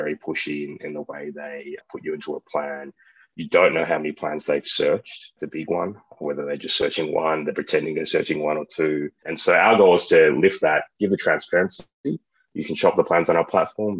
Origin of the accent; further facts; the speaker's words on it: Australia; moved away; I'm from Australia